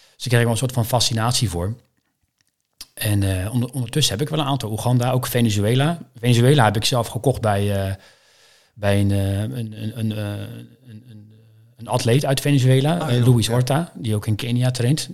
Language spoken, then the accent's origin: Dutch; Maassluis, South Holland, Netherlands; Ik ben geboren en getogen in Maasluis woon ik al mijn hele leven.